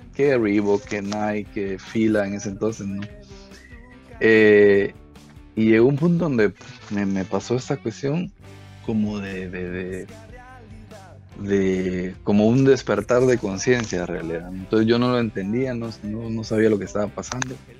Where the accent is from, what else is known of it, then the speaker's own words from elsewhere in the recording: Puerto Barrios, Izabal, Guatemala; somos Guachicaná, somos de Puerto Barrios